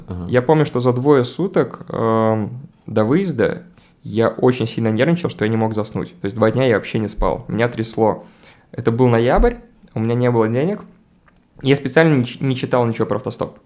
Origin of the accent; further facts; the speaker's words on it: Babruysk, Mogilev Region, Belarus; moved away; also born or lived in Minsk / Saint Petersburg; Я там редко бываю, мой родной город.